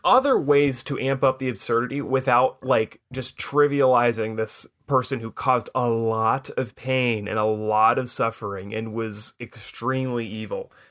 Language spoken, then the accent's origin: English; Anacortes, Washington, United States; moved away as an adult; when I was moving away from Anacortes at the end of high school